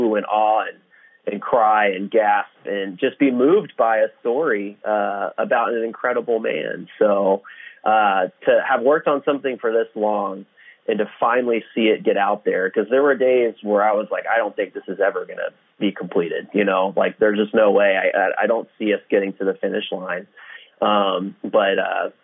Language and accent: English; Houston, Texas, United States; I'm from Houston